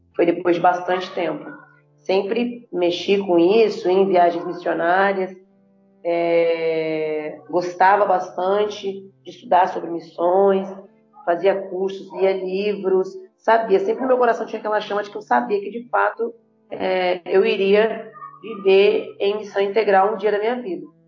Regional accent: Vitória, Espírito Santo, Brazil; moved away; sou nascida criada por um tempo em Vitória Espírito Santo

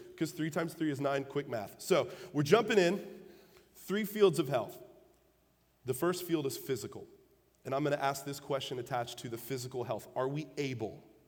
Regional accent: Illinois, United States; moved away; I'm from the North. I'm from Illinois.

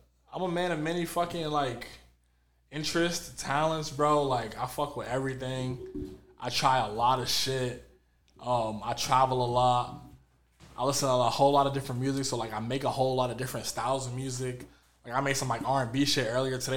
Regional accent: Winchester, Massachusetts, United States; also born or lived in Boston / Florida; Born in Winchester, Massachusetts

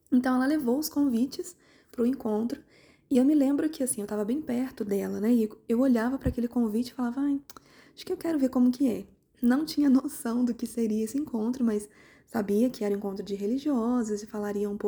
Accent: Volta Redonda, Rio de Janeiro, Brazil; moved away as an adult; eu sou do interior do Rio de Janeiro, uma cidade que chama, se chama Volta Redonda, cidade do aço, né? Por causa da siderúrgica nacional.

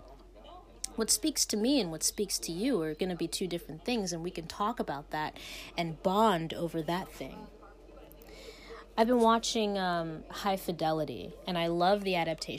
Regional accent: Ohio, United States; moved away as an adult; now in Pennsylvania, United States; I'm from Ohio, where I have a driver's license

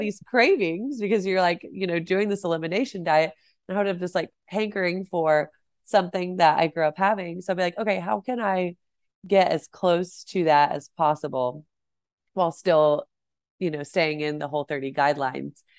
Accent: Celina, Texas, United States; I grew up in Salina, Texas, which is north of Dallas.

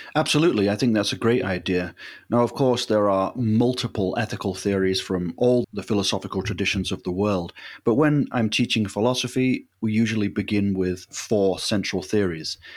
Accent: Leeds, Yorkshire and the Humber, United Kingdom; I was in my hometown of Leeds

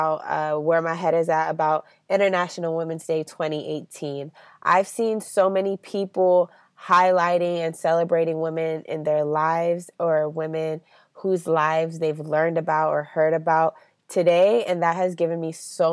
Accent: Cameroon; now in United States; I am a U.S. citizen, but also my home country of Cameroon

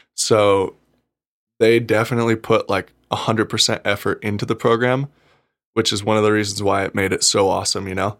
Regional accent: Gardnerville, Nevada, United States; also born or lived in South Lake Tahoe; I was born in South Lake Tahoe, raised in Gardnerville my whole life

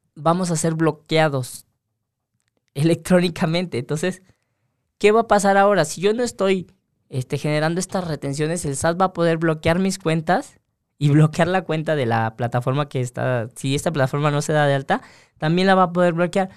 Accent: Mexico

